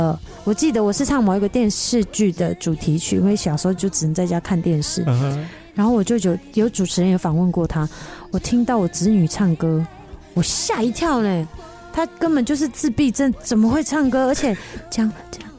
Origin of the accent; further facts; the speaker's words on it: Taiwan; 因为我们原住民，我们部落每个人都很爱唱歌啊